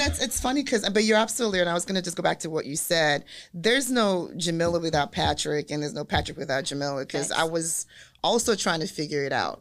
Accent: Nigeria; moved away; I'm from Nigeria

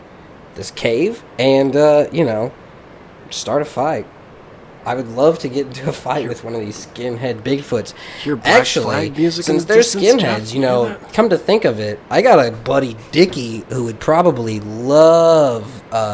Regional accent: Canada; I'm Canadian.

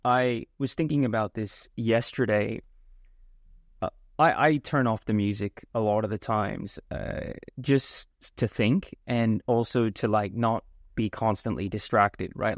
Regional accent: India; I'm Indian

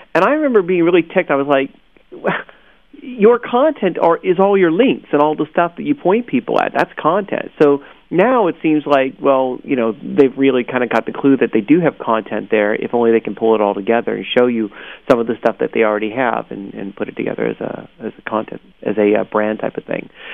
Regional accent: Orange County, California, United States; I'm from Orange County

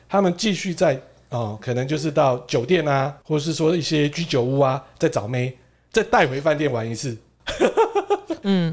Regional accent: Japan; 我们日本人

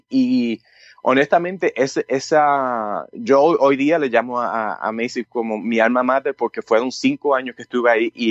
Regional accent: Puerto Rico; moved away as an adult; yo me fui de Puerto Rico cuando el mínimo en aquel entonces creo que está 25, está 50.

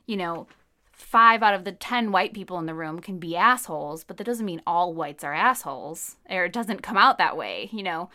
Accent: United States; I'm an American in the two thousands

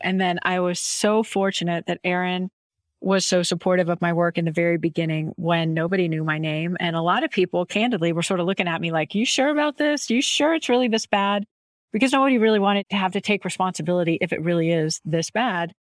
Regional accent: Houston, Texas, United States; I grew up in Houston

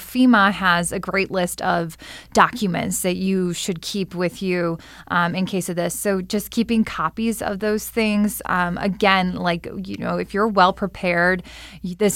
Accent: Midwest, United States; moved away; I'm a Midwesterner

